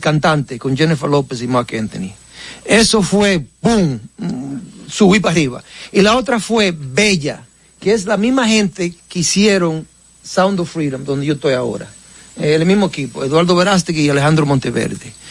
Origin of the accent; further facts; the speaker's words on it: Baitoa, Santiago, Dominican Republic; accent: Cibaeño; moved away; also born or lived in United States / New York; en mi pueblo de, Baitoa